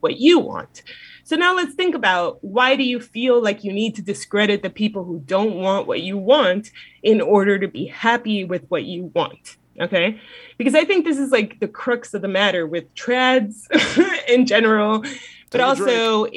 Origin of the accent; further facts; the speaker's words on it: Miami, Florida, United States; as a Southerner, sort of, myself, from Miami